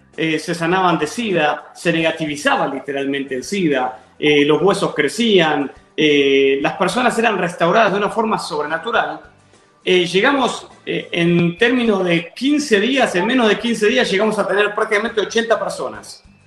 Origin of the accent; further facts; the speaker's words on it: Adrogué, Buenos Aires Province, Argentina; moved away as an adult; also born or lived in Banfield / Lomas de Zamora; now in Texas, United States; Viví un tiempo, toda mi niñez, toda mi infancia la viví en la ciudad de Adrogué